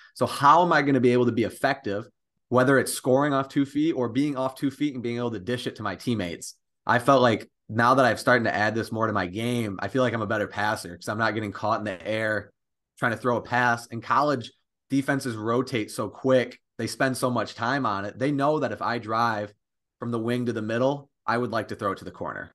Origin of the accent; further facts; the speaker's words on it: Millington, Michigan, United States; I'm from Millington, Michigan, which is over in the thumb.